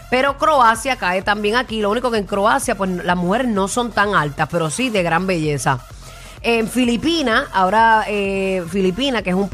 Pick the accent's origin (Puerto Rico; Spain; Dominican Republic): Puerto Rico